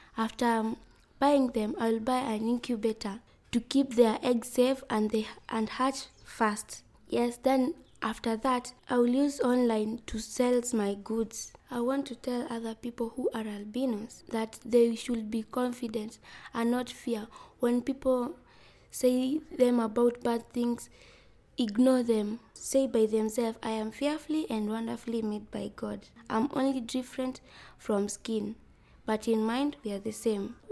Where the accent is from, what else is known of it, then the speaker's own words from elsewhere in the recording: Migori County, Kenya; I'm from Migori County. I'm 12 years old.